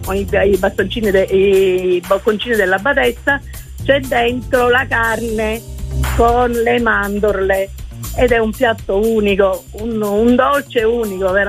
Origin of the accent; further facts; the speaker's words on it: Patti, Sicily, Italy; giustamente da siciliana